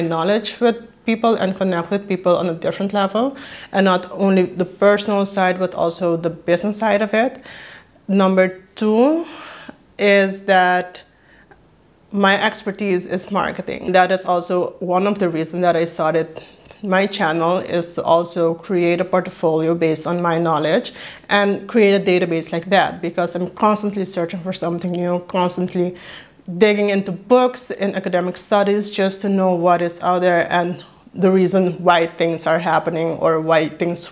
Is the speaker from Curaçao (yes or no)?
yes; Curaçao; first language Papiamento; English is a second language; now in Netherlands; I was born and raised in Curaçao. That makes me Judy Curaçao and a native Papiamento speaker, but currently I am living in the Netherlands